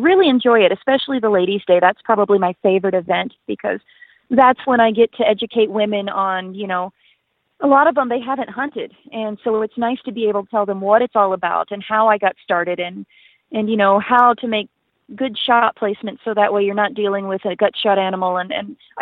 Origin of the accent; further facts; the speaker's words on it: Western Tennessee, United States; now in Alberta, Canada; I grew up in Western Tennessee